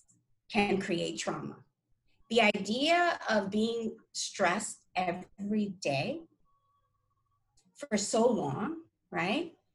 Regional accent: New York City, New York, United States; I grew up in New York City, where in the 80s, there's a lot of crime

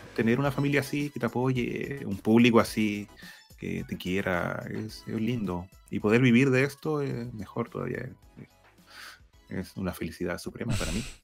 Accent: Concepción, Biobío, Chile; yo soy de Concepción, de Chile

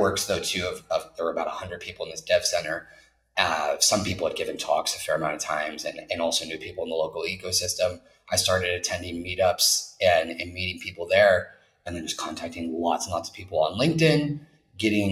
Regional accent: United States; moved away as an adult; also born or lived in New York / Los Angeles / Egypt / London; now in Bilbao, Spain; an American person living here

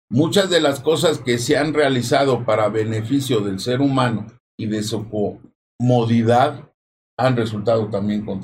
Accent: Mexico

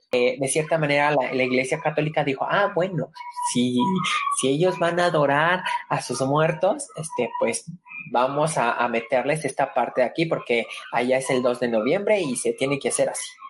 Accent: Mexico; como mexicano tus raíces te llaman

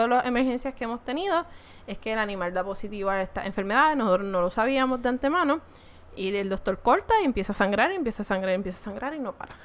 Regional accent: Puerto Rico; nosotros somos gente de Puerto Rico

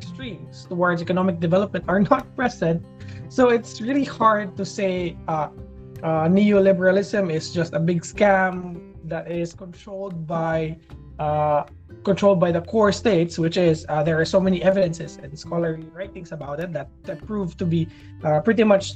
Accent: Philippines; as being a Filipino

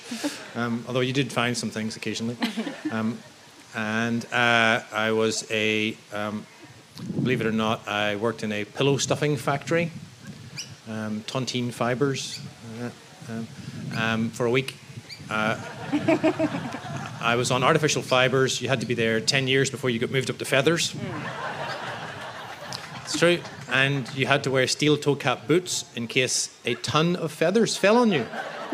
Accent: Belfast, Northern Ireland, United Kingdom; accent: Belfast; I'm from Belfast in the north of Ireland. I'm born there in 72

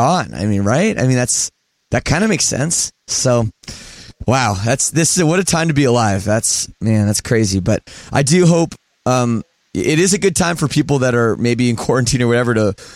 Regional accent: Canada; I'm Canadian

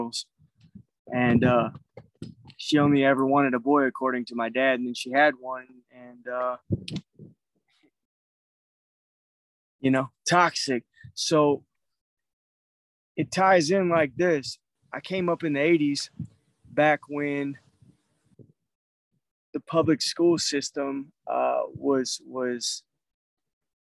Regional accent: St. Louis, Missouri, United States; moved away as an adult; I'm originally from St. Louis, Missouri

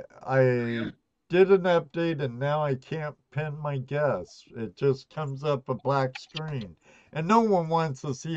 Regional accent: California, United States; born or raised there; moved away

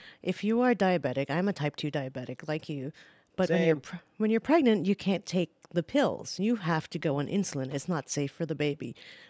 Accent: New Zealand; now in United States; I mean, look, I came from New Zealand, that is a socialistic country, and health insurance was readily available for everyone and anyone.

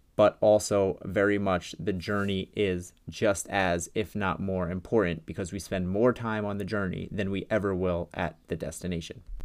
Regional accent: New York, United States; I'm from New York

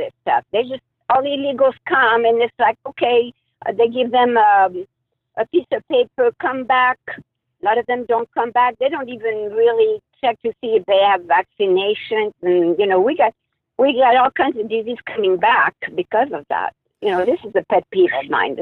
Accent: France; now in Anaheim, United States; I came from France

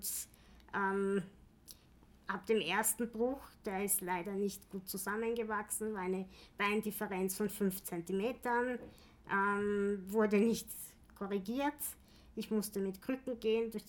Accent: Vienna, Austria; Äh, ich bin in Wien geboren, mein ganzes Leben in Wien gewesen, ähm, außer irgendwann mal in der Steiermark

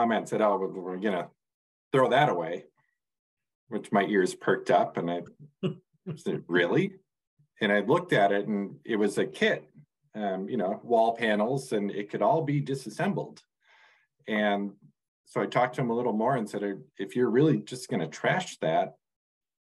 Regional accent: Minnesota, United States; moved away as an adult; now in Burlington, United States; I grew up in Minnesota

